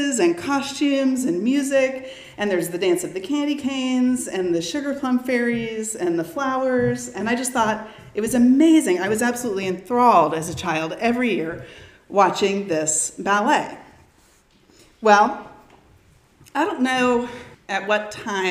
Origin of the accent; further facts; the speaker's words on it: Round Rock, Texas, United States; I grew up in the Round Rock School District